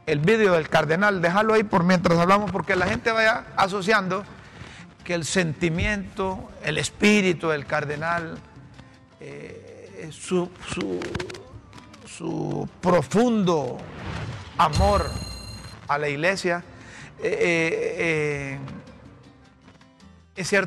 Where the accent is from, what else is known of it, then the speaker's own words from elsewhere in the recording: Honduras; lo decimos como hondureños.